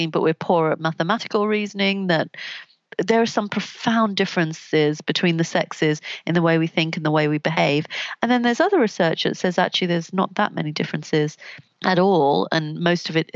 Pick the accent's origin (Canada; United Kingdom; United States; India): United Kingdom; London; I grew up in Southeast London, not very far from where Stephen Lawrence was killed.